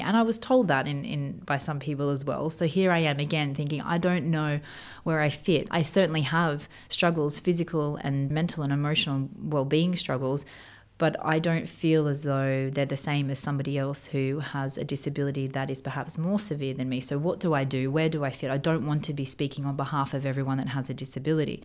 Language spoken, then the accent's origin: English; Australia; moved away as an adult; now in Dubai, United Arab Emirates; growing up in Australia